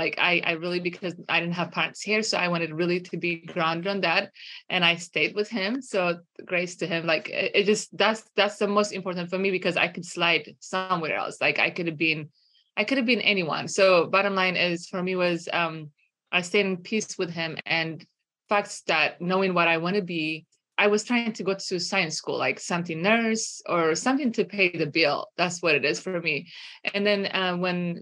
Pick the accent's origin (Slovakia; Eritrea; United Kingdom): Eritrea; moved away as an adult; now in United States; I grew up in Eritrea, northern east of Africa